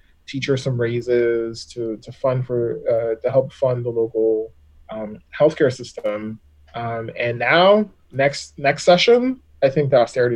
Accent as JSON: {"language": "English", "region": "Texas", "country": "United States", "tie": "born or raised there", "said": "Texas is going to do, my home state"}